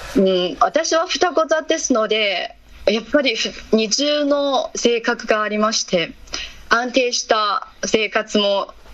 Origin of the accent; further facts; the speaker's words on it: Shanxi, China; Japanese is a second language; moved away as an adult; also born or lived in Beijing; 出身地は山西省です